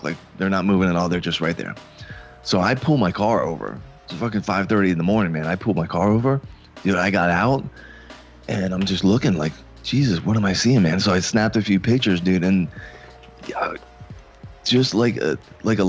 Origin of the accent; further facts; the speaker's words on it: Fort Lauderdale, Florida, United States; also born or lived in Coral Springs; I was born and raised in Fort Lauderdale